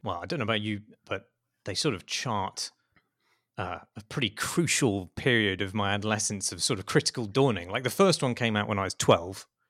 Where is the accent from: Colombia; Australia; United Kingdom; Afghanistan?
United Kingdom; as a Brit